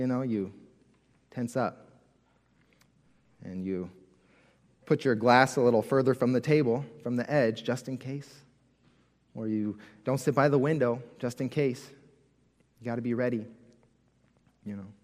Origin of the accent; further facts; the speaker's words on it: California, United States; as a kid, I grew up in California. Growing up in California, we had earthquake drills all the time at school